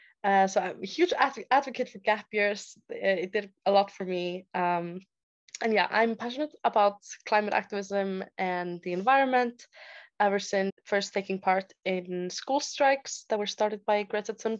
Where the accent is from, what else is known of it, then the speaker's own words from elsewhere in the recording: Iceland; moved away as an adult; I am born and raised in Iceland from a little town there.